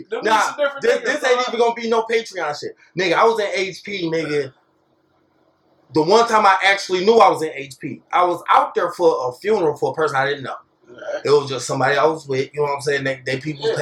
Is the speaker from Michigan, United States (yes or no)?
yes; Dexter, Michigan, United States; I'm from Dexter